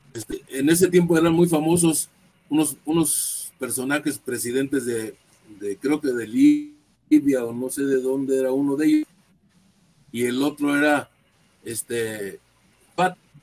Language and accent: Spanish; Ciudad Juárez, Chihuahua, Mexico; moved away; Yo nací en Ciudad Juárez en el año de 1952